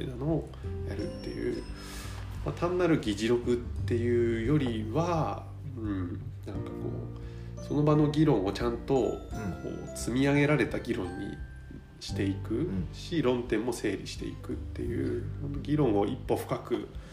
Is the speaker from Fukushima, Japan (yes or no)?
yes; Higashishirakawa District, Fukushima, Japan; also born or lived in Tokyo; 僕は東白川郡山祭町っていうところの出身